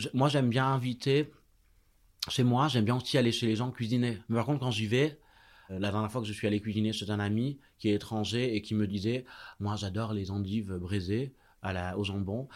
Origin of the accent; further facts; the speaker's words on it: Marseille, Provence-Alpes-Côte d'Azur, France; now in Paris, France; J'ai grandi à Marseille quartier euh, enfin qui à la fois enfin c'est presque les quartiers nord